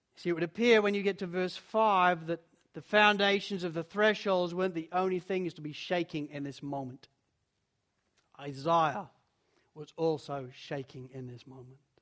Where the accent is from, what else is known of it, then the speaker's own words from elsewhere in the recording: Spalding, East Midlands, United Kingdom; I was, I was born in Spalding in Lincolnshire